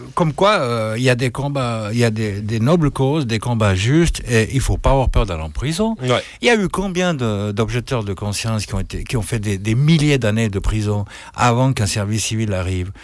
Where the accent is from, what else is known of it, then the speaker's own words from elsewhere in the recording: French-speaking Switzerland, Romandy, Switzerland; je suis un Suisse romain